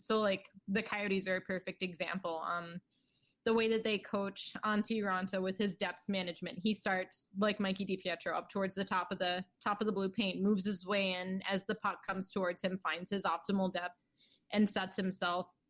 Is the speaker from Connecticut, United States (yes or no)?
no; Towson, Maryland, United States; I was born in Towson, Maryland